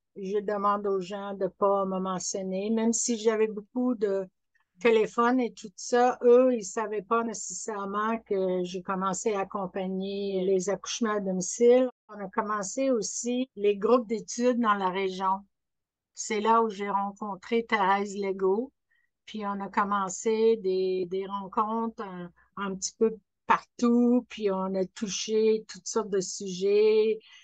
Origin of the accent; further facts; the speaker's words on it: Scotland, United Kingdom; French is a second language; now in Quebec, Canada; je suis née en Écosse